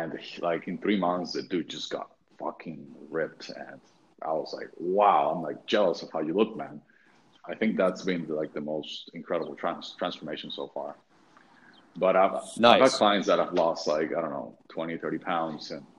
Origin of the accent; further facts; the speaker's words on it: Venezuela; moved away as an adult; also born or lived in Texas; then I moved back to Venezuela, which is my home country